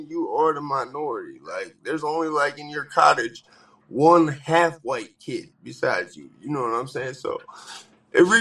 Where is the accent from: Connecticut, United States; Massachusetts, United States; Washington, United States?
Connecticut, United States; Danbury; I grew up right in Danbury. Like I spent probably more time